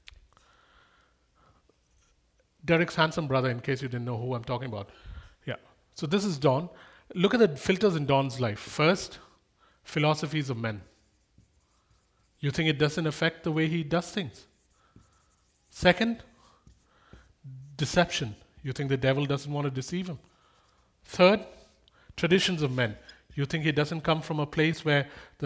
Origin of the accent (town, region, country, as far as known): India; moved away